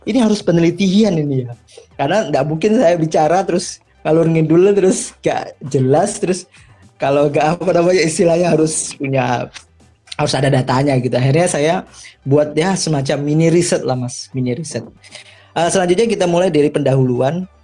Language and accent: Indonesian; Malang, East Java, Indonesia; Saya dari Malang, Mas.